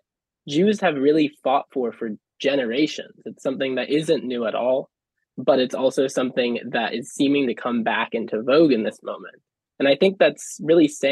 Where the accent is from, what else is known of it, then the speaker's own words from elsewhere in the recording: California, United States; moved away as an adult; now in York, United Kingdom; I'm originally from California